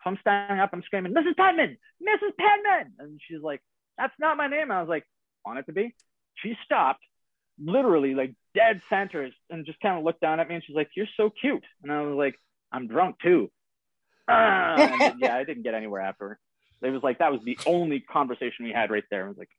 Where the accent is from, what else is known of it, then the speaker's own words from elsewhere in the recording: Canada; as a Canadian